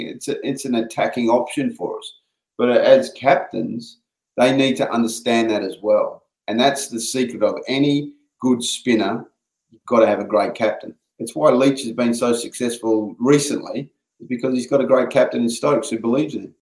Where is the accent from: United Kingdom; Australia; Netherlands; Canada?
Australia; Perth, Western Australia; moved away; we come from Perth